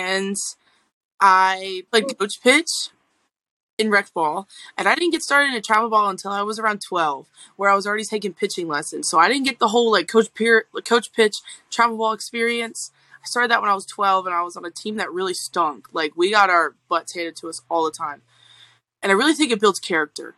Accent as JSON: {"language": "English", "town": "North Charleston", "region": "South Carolina", "country": "United States", "said": "Charleston, South Carolina, North Charleston"}